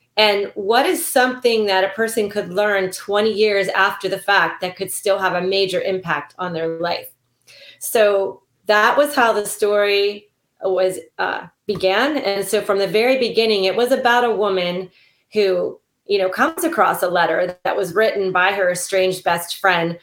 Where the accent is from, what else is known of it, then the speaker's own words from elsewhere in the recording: Silver Spring, Maryland, United States; also born or lived in Ohio / Kentucky; it is set in Maryland, which is my home state. I was actually born in Silver Spring.